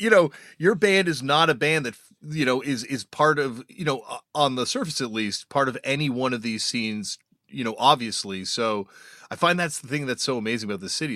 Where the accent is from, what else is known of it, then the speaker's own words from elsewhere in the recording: Toronto, Ontario, Canada; I'm growing up in Toronto